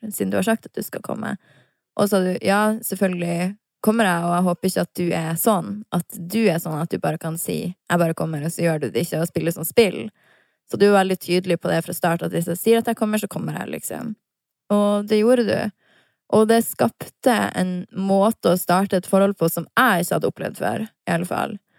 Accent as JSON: {"language": "Norwegian", "town": "Harstad", "region": "Troms", "country": "Norway", "moved": "yes", "lives_now": "Oslo, Norway", "said": "når jeg er hjemme i Harstad"}